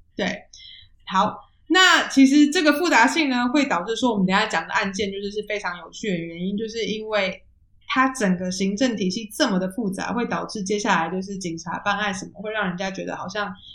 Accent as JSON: {"language": "Chinese", "country": "Taiwan", "tie": "born or raised there", "moved": "yes", "lives_now": "Netherlands", "said": "像台湾，我们长大的时候"}